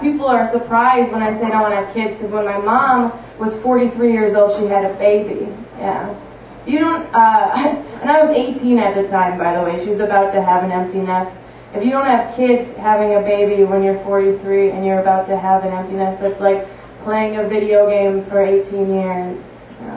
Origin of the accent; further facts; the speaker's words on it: Upper Peninsula of Michigan, United States; now in Milwaukee, United States; I'm from the Upper Peninsula of Michigan.